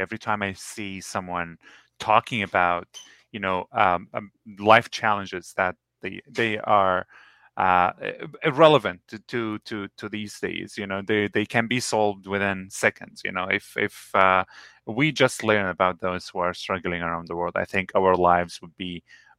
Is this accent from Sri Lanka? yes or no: no; Lebanon; now in Toronto, Canada; I came from Lebanon as a refugee when I was in Lebanon. I came here. I landed in Toronto on December 18th in 2015.